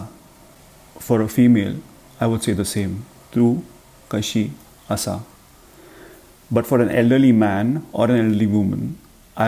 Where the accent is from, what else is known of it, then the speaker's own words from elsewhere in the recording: Mumbai, Maharashtra, India; also born or lived in northern Kannada region of Karnataka; I'm from Bombay.